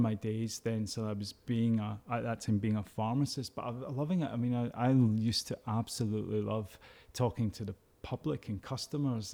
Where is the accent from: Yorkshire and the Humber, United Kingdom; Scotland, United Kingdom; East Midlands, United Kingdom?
Scotland, United Kingdom; Glasgow; I was brought up in the East End of Glasgow